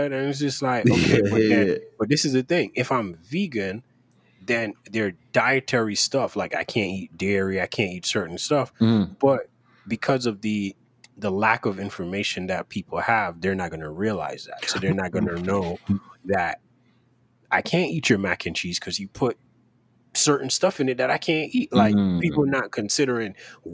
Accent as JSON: {"language": "English", "country": "Jamaica", "tie": "born or raised there", "moved": "yes", "said": "I grew up in Jamaica"}